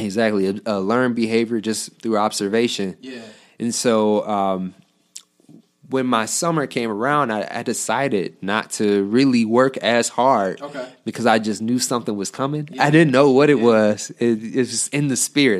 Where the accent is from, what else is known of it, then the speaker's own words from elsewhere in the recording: Detroit, Michigan, United States; also born or lived in Southfield, Michigan; i'm from the detroit area uh, i went to dps schools okay. um, until fourth grade and then uh, we moved to Southfield, okay. and I went to Southfield